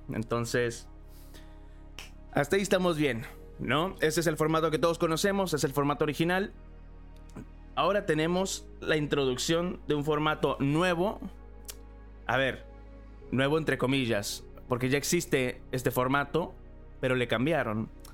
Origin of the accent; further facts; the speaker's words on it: Mexico; now in Los Angeles, United States; yo nací en México. Actualmente estoy viviendo en Los Ángeles